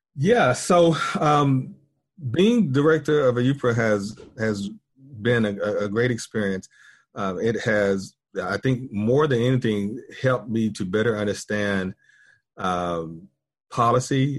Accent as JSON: {"language": "English", "town": "Pilot Mountain", "region": "North Carolina", "country": "United States", "tie": "born or raised there", "also_born_or_lived": "Winston-Salem, North Carolina", "moved": "as an adult", "lives_now": "Texas, United States", "said": "I am, uh, North Carolinian, and I was born in a small town called Pilot Mountain, North Carolina. Um, very rural town. When I was growing up, probably population around two or three thousand"}